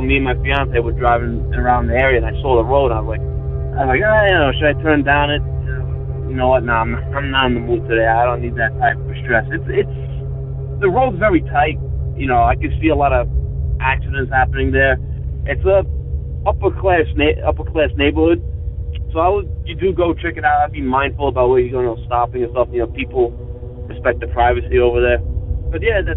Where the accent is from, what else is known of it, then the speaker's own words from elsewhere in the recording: New York City, New York, United States; I'm not from Long Island. I'm from the city